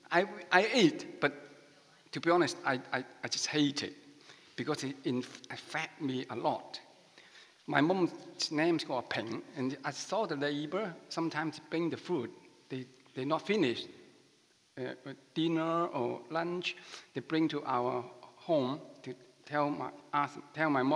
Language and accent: English; Macau; first language Chinese; English is a second language; moved away as an adult; now in Manchester, United Kingdom; I come from Macau, near Hong Kong.